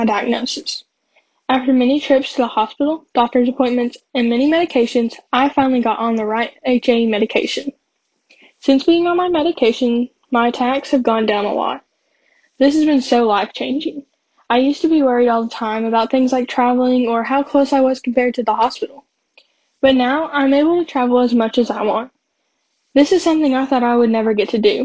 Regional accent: Johnson City, Tennessee, United States; I'm from Johnson City, Tennessee, and I'm 17 years old

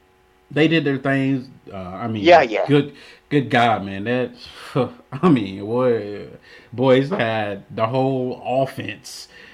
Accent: Alabama, United States; We both are from Alabama.

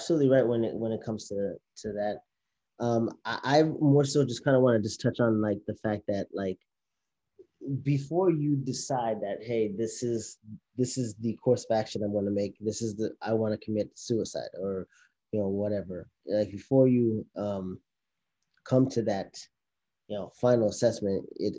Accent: Haiti; I'm from Haiti, and in the Haitian culture, or maybe even just the Caribbean culture

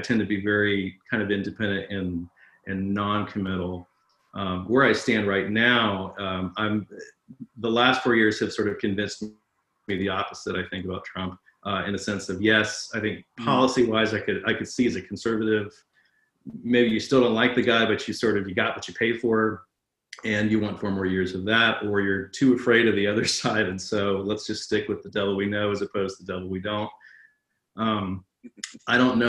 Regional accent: United States; also born or lived in Atlanta, Georgia / North Carolina; I was raised in Atlanta and North Carolina on the front pew of a church.

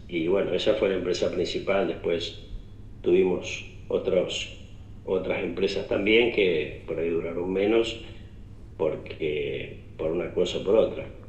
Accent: Justiniano Posse, Córdoba, Argentina; now in Justiniano Posse, Argentina; somos justamente de Justiniano Pose

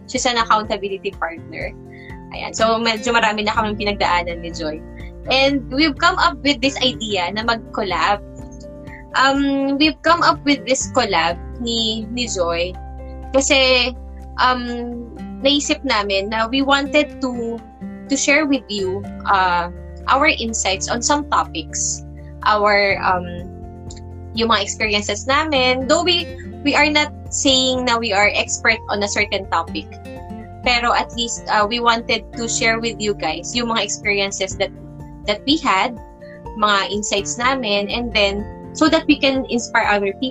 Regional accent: Caloocan, Metro Manila, Philippines; I'm from Caloocan

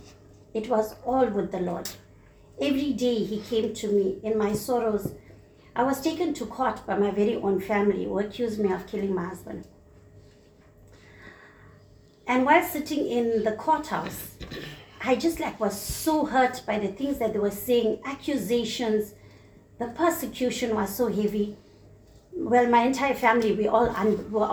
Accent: Sezela, South Coast, KwaZulu-Natal, South Africa; moved away; also born or lived in Phoenix, Durban; he moved me out from my hometown, Sizela, on the south coast, into Phoenix.

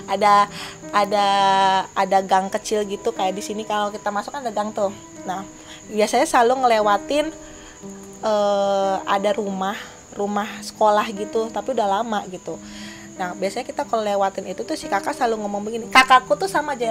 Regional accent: Bandung, West Java, Indonesia; Padahal kan kami orang Bandung.

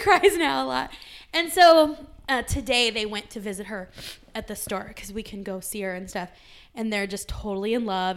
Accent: California, United States; now in Arizona, United States; growing up in the West, I'm from California, living in Arizona

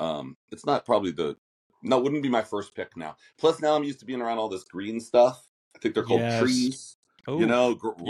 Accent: Los Angeles, California, United States; moved away as an adult; now in Nashville, United States; I grew up in LA, real

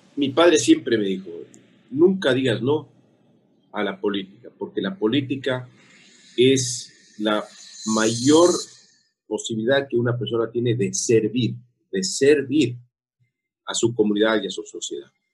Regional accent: Quito, Pichincha, Ecuador; soy de Quito

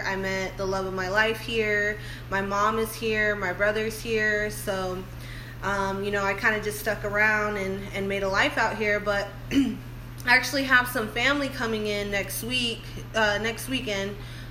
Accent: Phoenix, Arizona, United States; now in Austin, United States; I'm originally from Arizona. Phoenix, Arizona. And I moved here in 2009.

